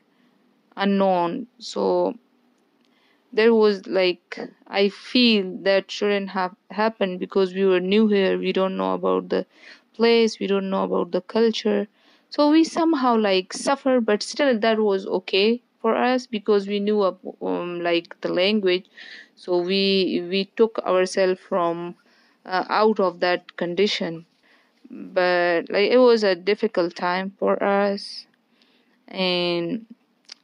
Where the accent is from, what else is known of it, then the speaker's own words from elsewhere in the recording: Afghanistan; moved away as an adult; also born or lived in Malaysia; now in New Jersey, United States; I'm from Afghanistan.